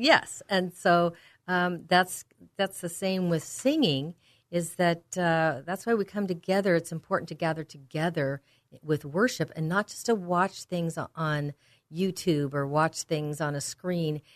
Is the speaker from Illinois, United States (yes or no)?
no; Walnut Creek, California, United States; the San Francisco Bay Area where I grew up in Walnut Creek